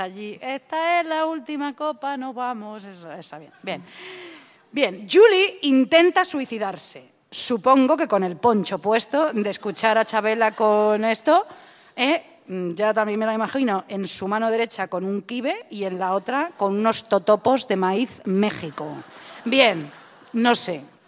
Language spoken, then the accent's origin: Spanish; Madrid, Community of Madrid, Spain; soy yo de Madrid